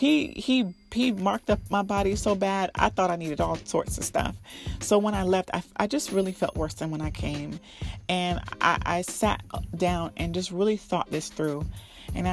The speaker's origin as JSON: {"language": "English", "town": "Miami", "region": "Florida", "country": "United States", "tie": "born or raised there", "said": "I was born and raised in Miami"}